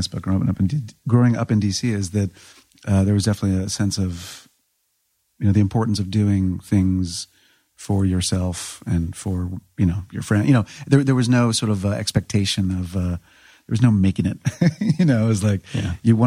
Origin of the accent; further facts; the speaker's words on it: Burke, Virginia, United States; I grew up in Burke, Virginia